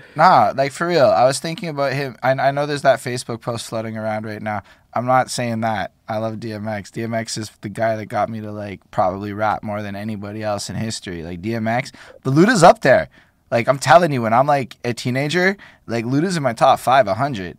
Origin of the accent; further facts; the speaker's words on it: Montreal, Quebec, Canada; I'm from Montreal.